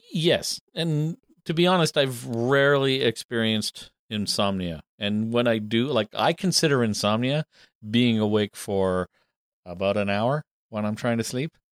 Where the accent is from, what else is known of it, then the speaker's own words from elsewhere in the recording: Canada; we're English speakers from Canada